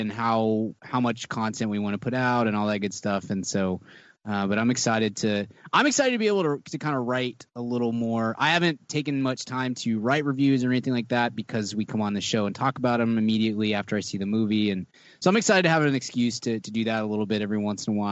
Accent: the South, United States; I'm from the South

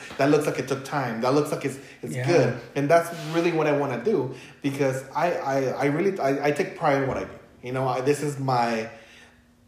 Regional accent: Los Angeles, California, United States; English is a second language; also born or lived in Michoacán, Mexico; I grew up in East

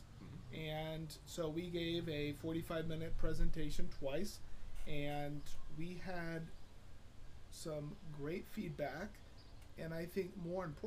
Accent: Dunlap, Indiana, United States; I grew up in the area known as Dunlap

